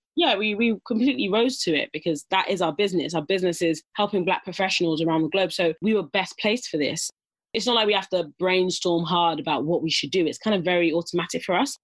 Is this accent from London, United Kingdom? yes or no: yes; Dagenham, London, United Kingdom; I grew up in Dagenham